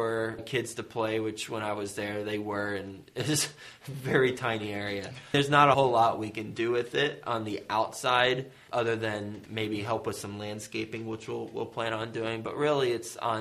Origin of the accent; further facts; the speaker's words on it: Fort Worth, Texas, United States; I was raised in Fort Worth, Texas, in Aledo, West Fort Worth